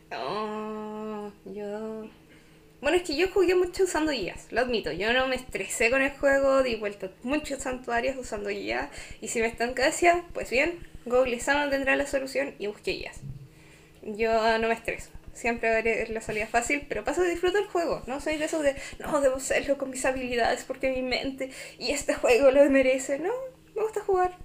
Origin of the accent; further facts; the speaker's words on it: Chile; soy chilena